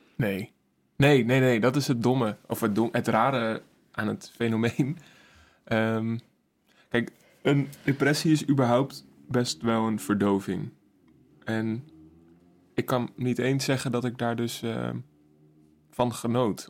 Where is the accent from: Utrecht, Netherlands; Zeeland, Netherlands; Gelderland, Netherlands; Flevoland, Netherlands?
Flevoland, Netherlands; Emmeloord; Ik kom ook uit Emmeloord